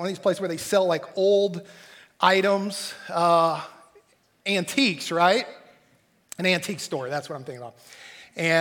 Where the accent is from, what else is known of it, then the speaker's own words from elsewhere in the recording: Texas, United States; growing up in Texas